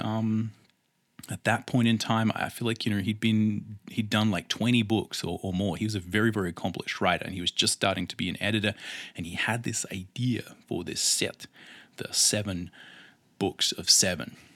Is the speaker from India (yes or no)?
no; Australia; accent: Australian; I am Australian, as no doubt my accent will let tell